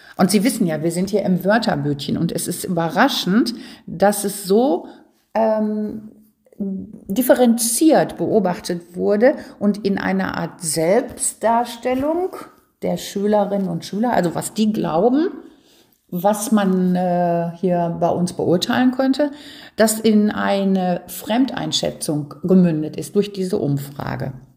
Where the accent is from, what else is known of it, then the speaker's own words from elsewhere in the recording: Ruhr area, North Rhine-Westphalia, Germany; Das gehört bei uns im Ruhrgebiet dazu. Ich sage, unsere Sprache hier ist ja unser Dialekt.